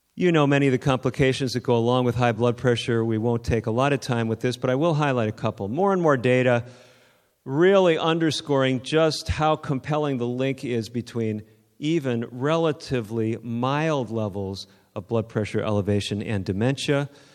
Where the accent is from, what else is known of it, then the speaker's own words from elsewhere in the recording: outside of Sacramento, Northern California, United States; I'm from Northern California, outside of Sacramento